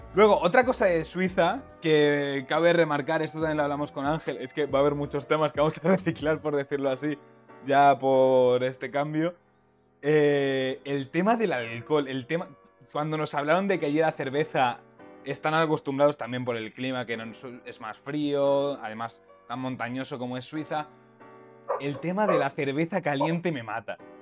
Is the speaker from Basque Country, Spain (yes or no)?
no; Castilla-La Mancha, Spain; diré el manchego